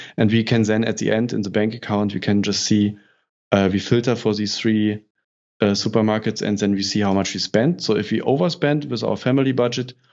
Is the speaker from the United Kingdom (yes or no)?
no; Berlin, Germany; in north of Germany, I'm coming from Berlin